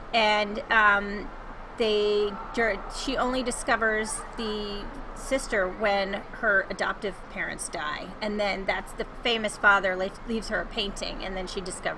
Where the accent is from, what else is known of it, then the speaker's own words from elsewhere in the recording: Connecticut, United States; moved away as an adult; also born or lived in Florida / Los Angeles; now in Denver, United States; I was born in Florida, but I'm from Connecticut. I grew up on the East Coast.